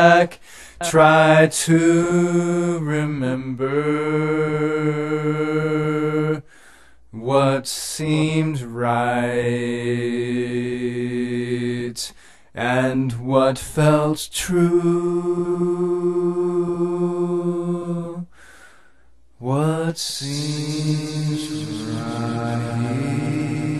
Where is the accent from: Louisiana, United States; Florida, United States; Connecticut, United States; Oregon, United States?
Oregon, United States; Sweet Home; growing up in Sweet Home, a poor logging town